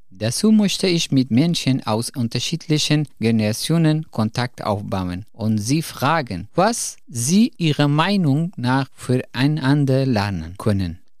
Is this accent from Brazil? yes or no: no; Afghanistan; German is a second language; moved away as an adult; now in Germany; Ich bin … und ich komme aus Afghanistan. Bevor ich nach Deutschland kam, habe ich zwei Jahre als Psychologe in der Kabul-Universität studiert.